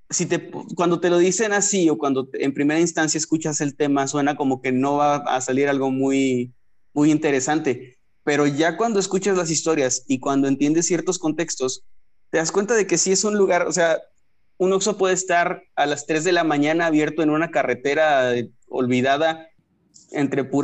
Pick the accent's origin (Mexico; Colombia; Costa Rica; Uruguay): Mexico; northern Mexico; Como en mi caso como un mexicano norteño, está bien complicado conocer qué leyendas existen en Kazajistán